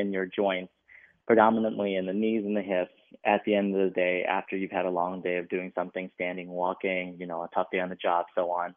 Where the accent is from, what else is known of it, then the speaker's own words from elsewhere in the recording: Minneapolis, Minnesota, United States; also born or lived in Chicago; I grew up in Minneapolis, Minnesota